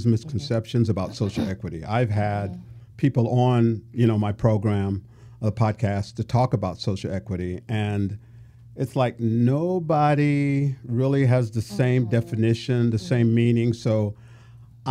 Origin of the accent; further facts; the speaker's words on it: Imperial, California, United States; I'm just a brother from, you know, Imperial